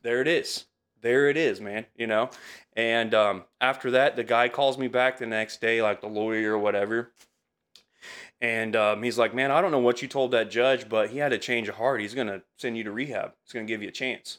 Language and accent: English; Altamont, Illinois, United States; also born or lived in Champaign / Effingham; I'm from Altamont originally